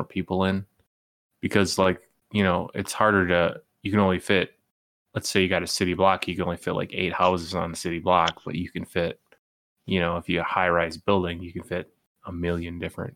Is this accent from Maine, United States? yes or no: no; New York City, New York, United States; We're from New York